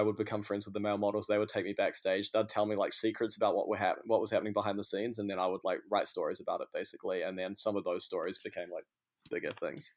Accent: Auckland, New Zealand; moved away as an adult; also born or lived in Christchurch; now in New York, United States; I come from Auckland, uh, but I lived a lot of my life in Christchurch as well, but yeah, Auckland is pretty much where I'm from.

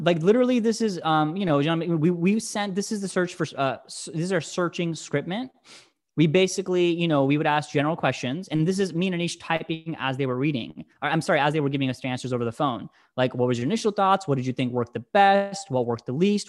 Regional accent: United States; English is a second language; I'm an immigrant. I came to this country when I was, you know, four months old, but, but still, you know, growing up in a house of immigrants and English is my second language

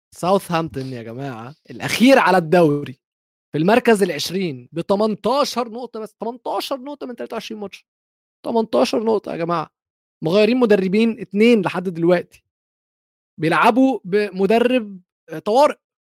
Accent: Egypt; اي ام نوت قطري فعلا انا مصري

